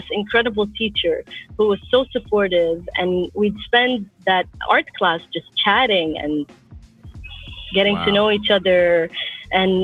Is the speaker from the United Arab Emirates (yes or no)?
yes; Abu Dhabi, United Arab Emirates; moved away; also born or lived in Iraq (ancestry) / Canada; I grew up in Abu Dhabi